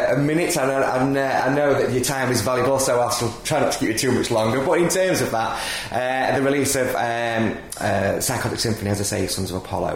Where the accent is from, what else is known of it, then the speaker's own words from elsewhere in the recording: Doncaster, Yorkshire and the Humber, United Kingdom; Back in my hometown, literally about sort of 40 miles down the road from here